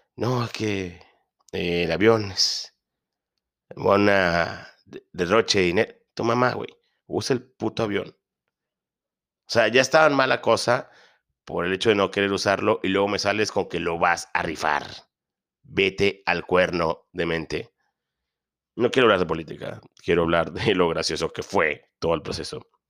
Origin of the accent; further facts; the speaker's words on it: northern Mexico, Mexico; soy mexicano